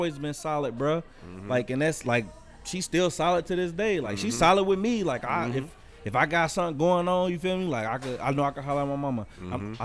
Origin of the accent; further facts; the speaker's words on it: Cincinnati, Ohio, United States; I grew up in Mount Auburn